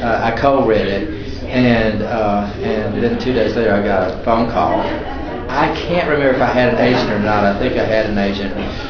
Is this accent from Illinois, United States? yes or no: no; Alabama, United States; also born or lived in Salt Lake City, Utah; I'm the dentist from Alabama. I presently live in Alabama now, but I was practicing dentistry in Salt Lake in the 1980s